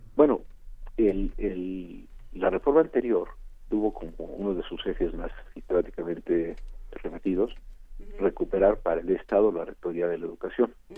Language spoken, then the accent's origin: Spanish; Mexico